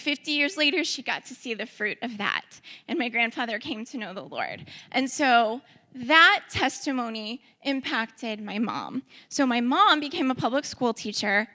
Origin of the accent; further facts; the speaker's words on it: Ferguson, Missouri, United States; also born or lived in St. Louis; I was uh, born in St. Louis, I was raised in Ferguson